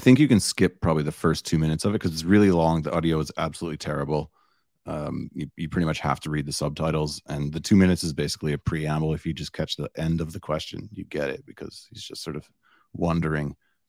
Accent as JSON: {"language": "English", "country": "Canada", "said": "as a Canadian"}